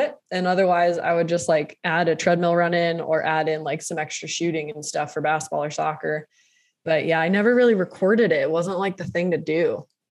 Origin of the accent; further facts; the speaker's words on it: East Coast, United States; moved away; I'm from the East Coast